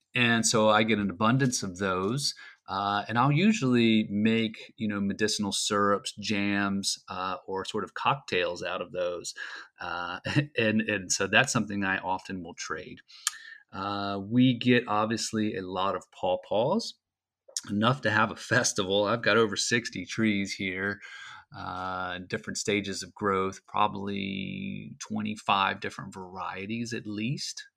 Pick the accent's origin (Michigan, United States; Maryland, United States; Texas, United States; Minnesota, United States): Maryland, United States; Frederick; I'm from Frederick, Maryland, and I'm living here just north of downtown